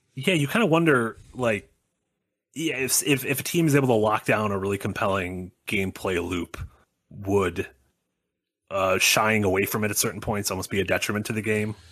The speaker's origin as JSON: {"language": "English", "town": "Sun Prairie", "region": "Wisconsin", "country": "United States", "tie": "born or raised there", "said": "the town I grew up in Wisconsin was the hometown of Georgia O'Keeffe"}